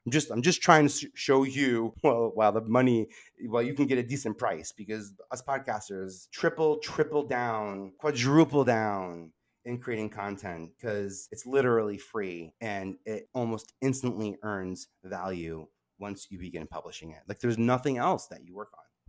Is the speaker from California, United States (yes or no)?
no; New York, United States; I love being a New Yorker